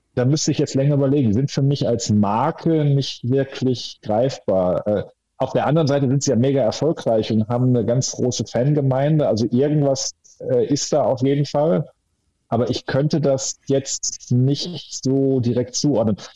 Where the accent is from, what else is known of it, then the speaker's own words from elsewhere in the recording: Hamm, North Rhine-Westphalia, Germany; hier aus meiner Heimat in Hamm